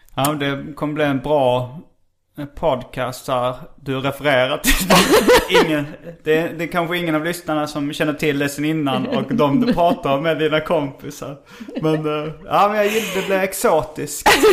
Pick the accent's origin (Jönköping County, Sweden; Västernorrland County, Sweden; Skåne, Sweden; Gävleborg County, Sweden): Skåne, Sweden; accent: Scanian; now in Stockholm, Sweden; jag pratar skånska